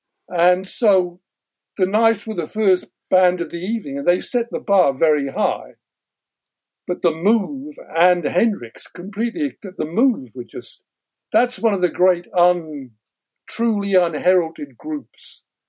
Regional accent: Wales, United Kingdom; also born or lived in London; I remember I was living in Wales at the time. I was born in North London and had lived in North London till I was 8. And then my parents moved up to Wales for better employment.

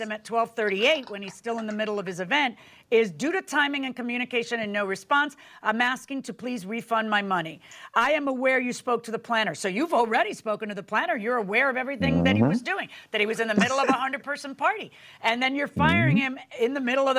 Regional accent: Miami, Florida, United States; I'm from Miami

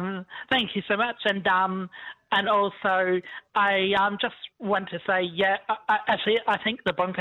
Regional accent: Brisbane, Queensland, Australia; now in Redcliffe, Australia; I'm born and bred in Brisbane.

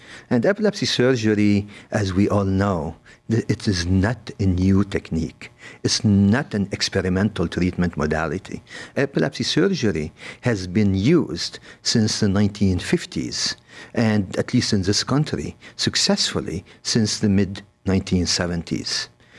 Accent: Lebanon; moved away as an adult; also born or lived in Beirut, Lebanon / Paris, France / Los Angeles, United States; now in Cleveland, United States; I'm from Lebanon. I did go to medical school in Beirut in the French University. And then I got to Cleveland Clinic through Paris and Los Angeles

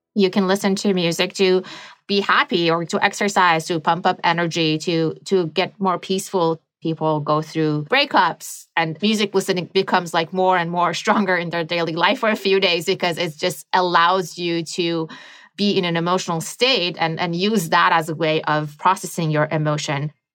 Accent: Iran; moved away; I grew up in the Middle East

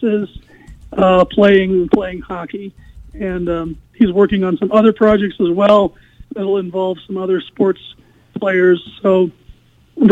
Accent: Missouri, United States; now in Detroit, United States; I grew up in Missouri

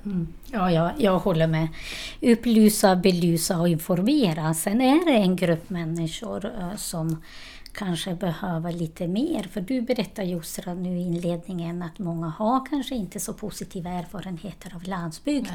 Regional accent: Kosovo; Swedish is a second language; also born or lived in Borlänge, Sweden; now in Sweden; Jag kommer från Kosova. Jag kom till Sverige på 90-talet

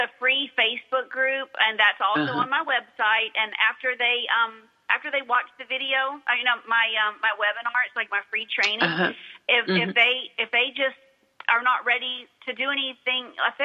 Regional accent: United States; I'm an American

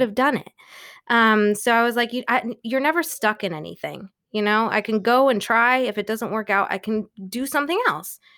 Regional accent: New York, United States; SUNY school, I'm from New York

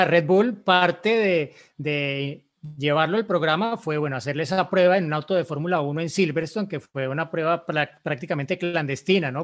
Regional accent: Colombia; en Colombia, en mi país

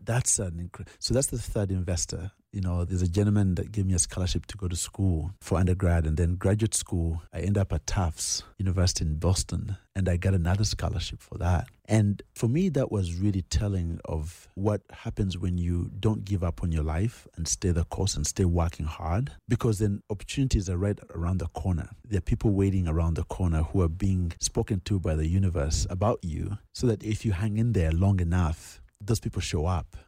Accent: Nairobi, Kenya; also born or lived in Uganda; He then moves us to Kenya to become refugees. And that's where I grew up. I grew up in Nairobi.

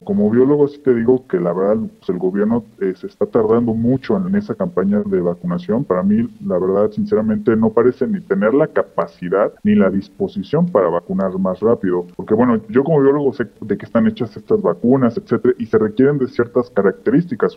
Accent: Mexico; nuestro país

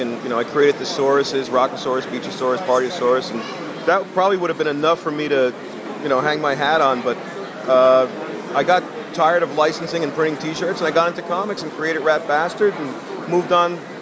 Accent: Asbury Park, New Jersey, United States; also born or lived in Newark, New Jersey; my childhood roots in Asbury Park, I was born in Newark

